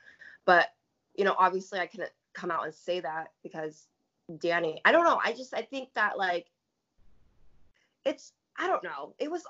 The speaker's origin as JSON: {"language": "English", "region": "Pacific Northwest", "country": "United States", "said": "I mean, I'm from the Pacific Northwest. So, for me, like, I, you know, I'm really in tune with nature."}